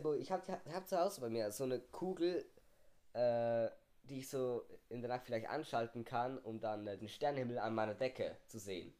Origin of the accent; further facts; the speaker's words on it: Switzerland; bei uns in der Schweiz ist es so, wir haben die Primarschule